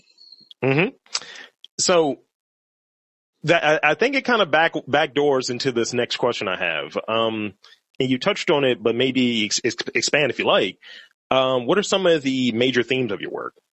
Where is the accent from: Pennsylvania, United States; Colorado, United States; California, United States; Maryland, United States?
Maryland, United States; Baltimore; I've been here for forever for all 35 years